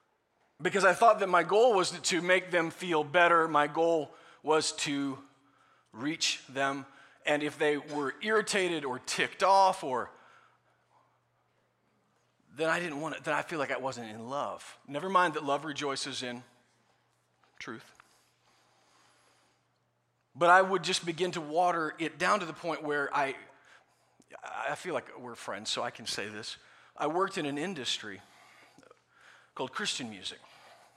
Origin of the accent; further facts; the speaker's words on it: Nebraska, United States; I was raised by coyotes in Nebraska